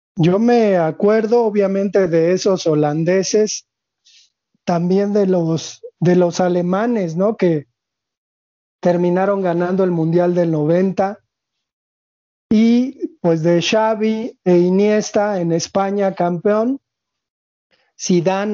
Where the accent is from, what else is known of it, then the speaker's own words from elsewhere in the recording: Mexico; como mexicanos